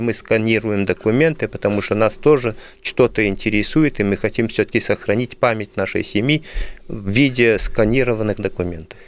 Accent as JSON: {"language": "Russian", "country": "Belgium", "tie": "born or raised there", "moved": "as an adult", "lives_now": "Moscow, Russia", "said": "Я родился в Бельгии"}